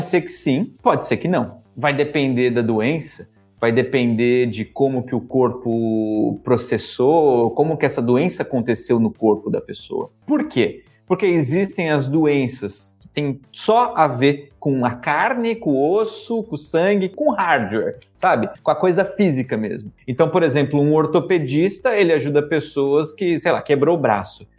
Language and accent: Portuguese; São Paulo, Brazil; nasci na Zona Leste de São Paulo, num bairro super pobre